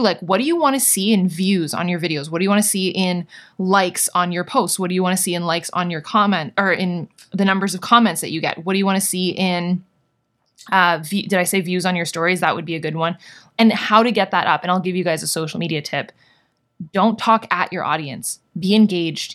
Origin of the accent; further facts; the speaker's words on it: Canada; I'm Canadian